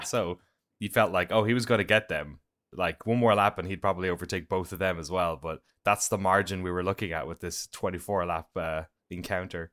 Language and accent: English; Ireland; now in United States; as an Irish guy.